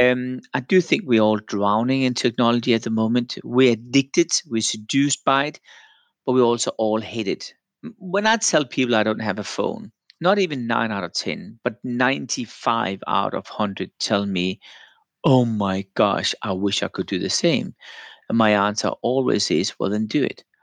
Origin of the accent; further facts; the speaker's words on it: Denmark; moved away; I'm from Denmark originally